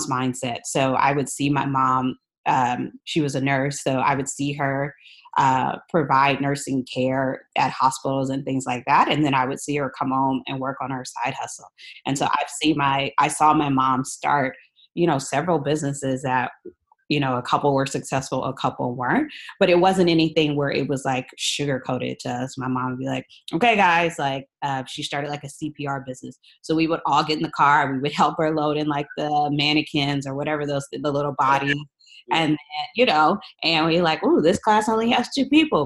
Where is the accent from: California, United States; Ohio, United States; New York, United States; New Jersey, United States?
California, United States; Los Angeles; born and raised in Los Angeles, went to high school here